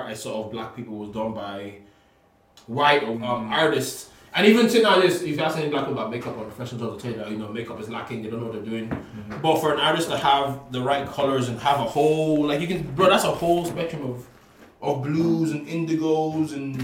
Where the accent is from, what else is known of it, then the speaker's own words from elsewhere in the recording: Ireland; I'm from Ireland